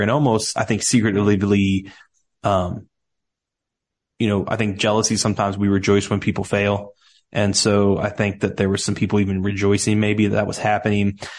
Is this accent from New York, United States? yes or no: no; Cincinnati, Ohio, United States; accent: Southern; moved away as an adult; now in Nashville, United States; I grew up in Cincinnati, Ohio, down here in the States